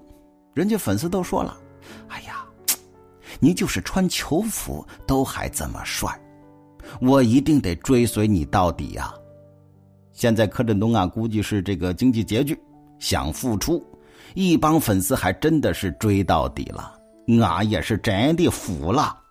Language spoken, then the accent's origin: Chinese; China; 其实说白了，就是对我们中国人的仇视